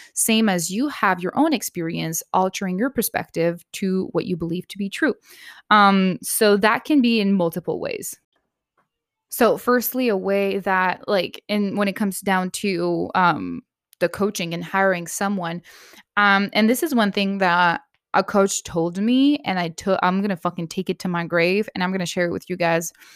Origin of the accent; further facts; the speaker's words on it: Canada; I'm Canadian